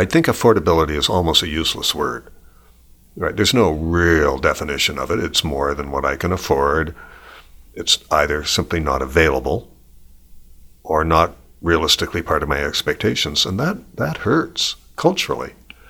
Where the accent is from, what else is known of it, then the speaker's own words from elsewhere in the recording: Canada; In a sense, by being Canadian, you had a right to that.